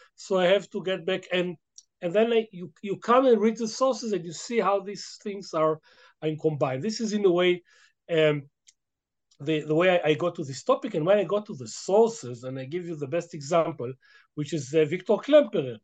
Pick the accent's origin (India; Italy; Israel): Israel; English is a second language; I'm a very native Israeli. I should confess. I mean, English is my second language